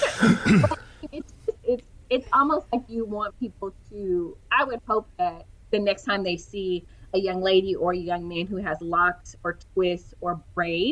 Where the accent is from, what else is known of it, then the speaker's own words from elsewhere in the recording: Houston, Texas, United States; I am from Houston